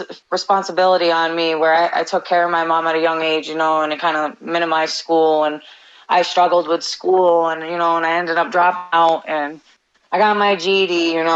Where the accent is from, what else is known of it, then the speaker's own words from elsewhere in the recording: Albany, New York, United States; also born or lived in Rotterdam, New York; I grew up in actually the location that I get announced from. That's the capital, you know, Albany